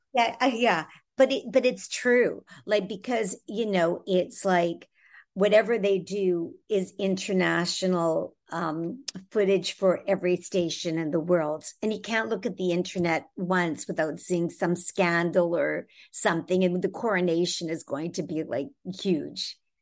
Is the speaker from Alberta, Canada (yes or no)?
no; Toronto, Ontario, Canada; I'm originally from Toronto in Canada